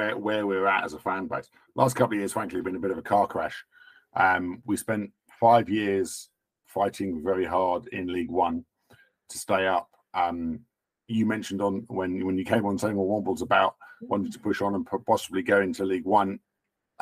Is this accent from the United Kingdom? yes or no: yes; Wimbledon, London, United Kingdom; moved away as an adult; where I grew up in Wimbledon